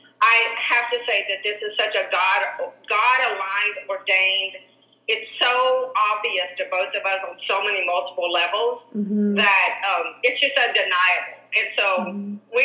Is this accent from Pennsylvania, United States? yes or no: no; Arkansas, United States; moved away; also born or lived in California; we both grew up in Arkansas, in small towns.